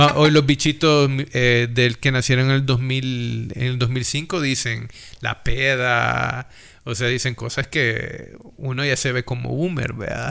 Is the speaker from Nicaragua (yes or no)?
no; El Salvador; nuestro dialecto salvadoreño